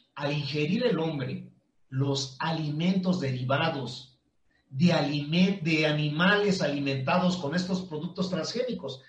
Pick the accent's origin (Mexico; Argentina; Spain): Mexico; los mexicanos no estamos informados